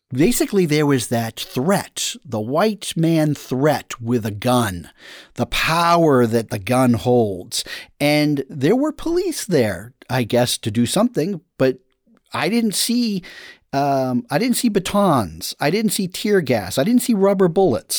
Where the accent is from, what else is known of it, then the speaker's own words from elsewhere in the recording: United States; I'm an American